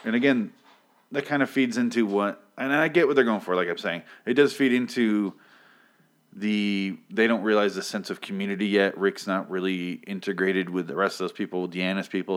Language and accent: English; United States; I'm American